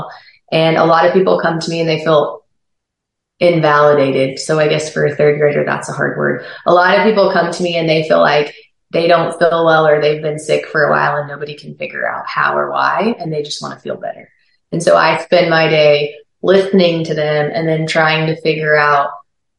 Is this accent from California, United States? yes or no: no; Lebanon, Missouri, United States; now in Oklahoma City, United States; I was born and raised in Lebanon, Missouri.